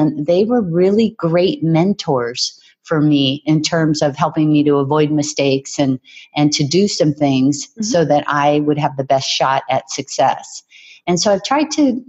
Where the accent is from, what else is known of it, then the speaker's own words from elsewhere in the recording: Hawaii, United States; our beach where I was raised in Hawaii